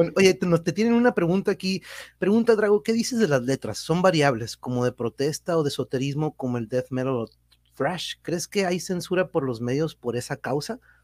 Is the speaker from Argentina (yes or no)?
no; Tijuana, Baja California, Mexico; Sí soy de aquí de Tijuas